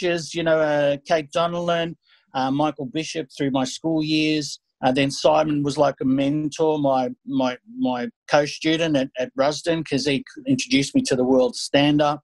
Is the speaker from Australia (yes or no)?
yes; Australia; I'm a Greek Australian